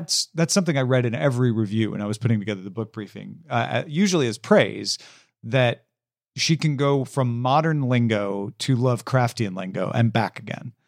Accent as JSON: {"language": "English", "town": "Greenville", "region": "Illinois", "country": "United States", "tie": "born or raised there", "moved": "yes", "said": "in my hometown"}